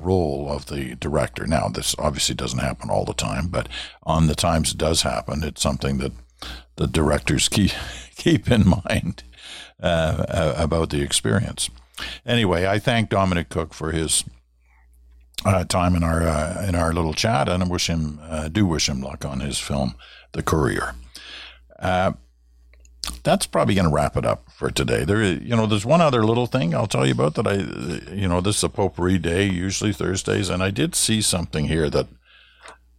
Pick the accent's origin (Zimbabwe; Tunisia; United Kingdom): United Kingdom; now in Canada; I've got a UK passport because I was born in the United Kingdom